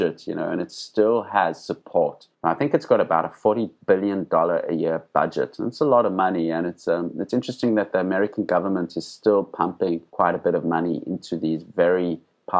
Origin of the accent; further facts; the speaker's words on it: Johannesburg, Gauteng, South Africa; I grew up in Johannesburg